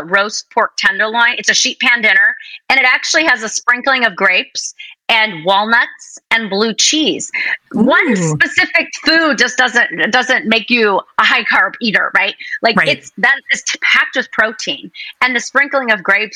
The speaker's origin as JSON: {"language": "English", "region": "Wisconsin", "country": "United States", "tie": "born or raised there", "said": "I grew up in Wisconsin"}